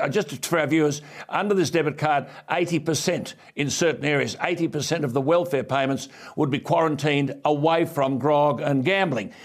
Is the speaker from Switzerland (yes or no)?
no; Australia; as an Australian